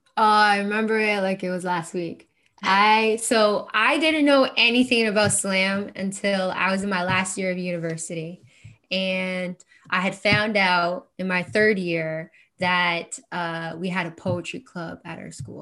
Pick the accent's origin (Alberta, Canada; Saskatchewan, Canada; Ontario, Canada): Ontario, Canada; Kingston; growing up in Kingston